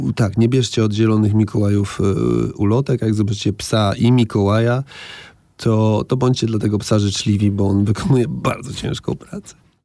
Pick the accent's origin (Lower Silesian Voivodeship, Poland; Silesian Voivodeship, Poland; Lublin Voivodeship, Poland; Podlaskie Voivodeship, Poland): Podlaskie Voivodeship, Poland; Białystok; moved away; to moje rodzinne miasto i, i myślę sobie, że fajnie, że tam mieszkałem